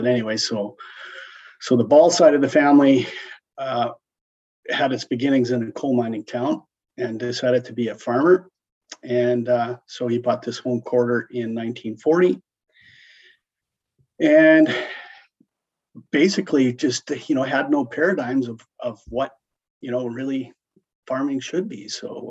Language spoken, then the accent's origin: English; Brant, Alberta, Canada; I grew up right here, Brant, Alberta. Born and raised. I'll give you a little background on the family. My grandfather moved and bought the quarter here that I live on in 1940.